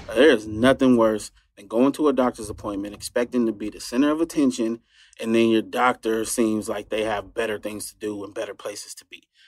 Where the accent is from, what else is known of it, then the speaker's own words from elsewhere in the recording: United States; I'm American, I'm not necessarily proud of it, but don't try to tell me I'm not American